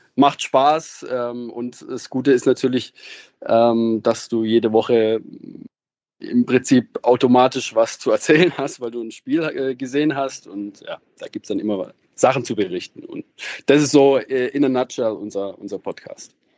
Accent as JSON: {"language": "German", "region": "Baden-Württemberg", "country": "Germany", "said": "Ich komme schon aus der Region, ähm, aus, aus dem Südwesten"}